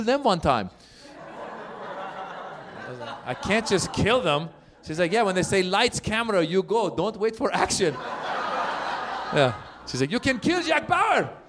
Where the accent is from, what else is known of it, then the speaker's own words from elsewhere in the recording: Iran; now in Los Angeles, United States; I'm originally from Iran